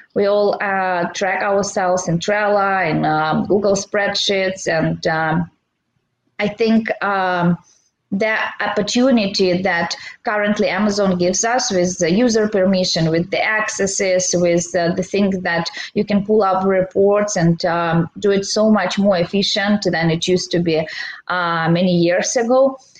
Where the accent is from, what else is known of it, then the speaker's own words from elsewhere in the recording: Belarus; moved away as an adult; now in San Diego, United States; Originally, I'm from Belarus. It's uh, Eastern Europe.